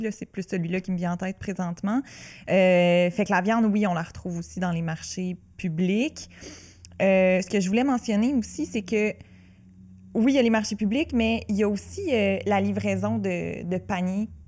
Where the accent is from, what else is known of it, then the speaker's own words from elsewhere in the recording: Ripon, Quebec, Canada; Oui, je suis de Ripon. et ah, je suis fière d'être de Ripon.